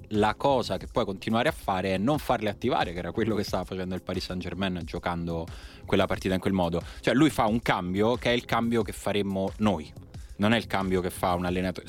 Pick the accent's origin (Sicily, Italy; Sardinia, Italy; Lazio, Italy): Lazio, Italy; Rome; da romano e romanista